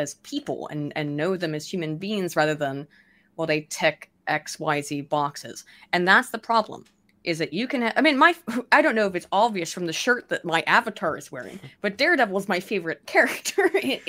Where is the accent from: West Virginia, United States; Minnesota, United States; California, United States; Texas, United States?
West Virginia, United States; As a little white girl growing up in West Virginia